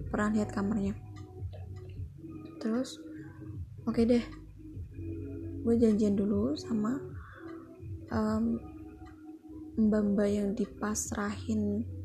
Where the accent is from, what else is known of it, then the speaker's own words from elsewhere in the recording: Indonesia; ya gue emang orang Jawa